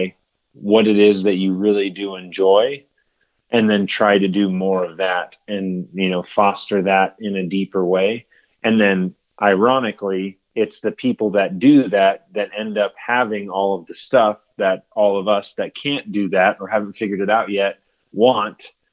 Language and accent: English; United States; a product of just growing up in America